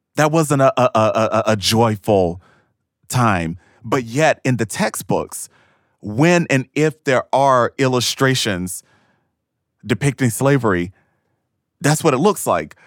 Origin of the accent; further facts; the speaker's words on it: Thomasville, Georgia, United States; moved away as an adult; I am from Thomasville, Georgia, a racially segregated small town uh, in deep, deep, deep Georgia